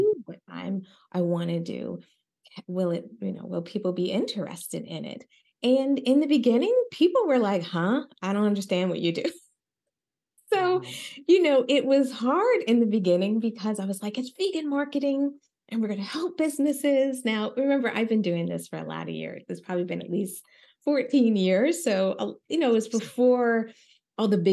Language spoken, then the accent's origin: English; Philadelphia, Pennsylvania, United States; I'm Black, I'm from Philly